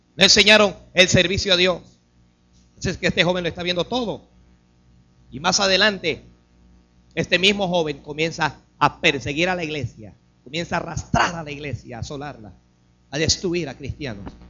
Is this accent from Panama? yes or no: yes; Panama; Nacimos en Panamá